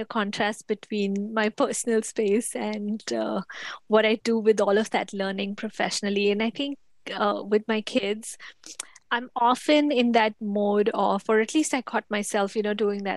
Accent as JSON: {"language": "English", "country": "India", "tie": "born or raised there", "also_born_or_lived": "United States", "moved": "as an adult", "lives_now": "Atlanta, United States", "said": "I was born and raised in India. That's where I lived for the first 20 something years of my life."}